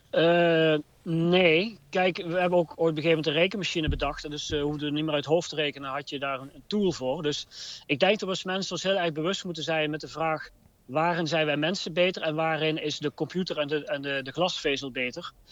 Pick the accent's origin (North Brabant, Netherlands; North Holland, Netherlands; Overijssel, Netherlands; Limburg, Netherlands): North Brabant, Netherlands; Eindhoven; Ik kom uit Brainport Eindhoven, maar we hebben ook eigenlijk geleerd, zeker vanuit Philips.